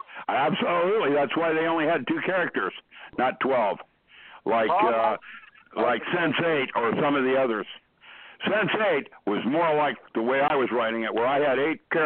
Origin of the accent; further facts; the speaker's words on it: China; English is a second language; I never learned how to do that because I grew up in China and my folks never touched me. You don't touch another person in that culture.